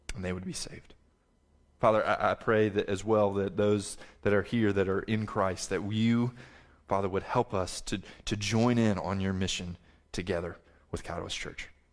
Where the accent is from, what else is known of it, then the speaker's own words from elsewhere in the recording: the South, United States; I'm a Southerner